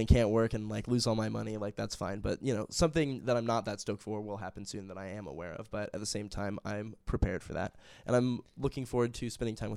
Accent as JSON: {"language": "English", "town": "Huntington Beach", "region": "California", "country": "United States", "tie": "born or raised there", "moved": "yes"}